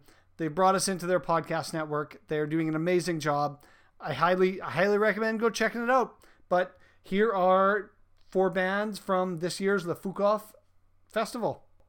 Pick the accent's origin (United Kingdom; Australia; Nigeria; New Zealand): United Kingdom; England; I don't speak French. I am as English as it gets